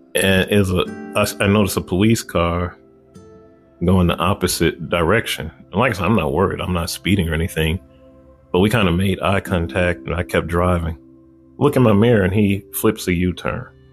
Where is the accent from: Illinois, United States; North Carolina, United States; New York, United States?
Illinois, United States; Chicago; I grew up on the west side of Chicago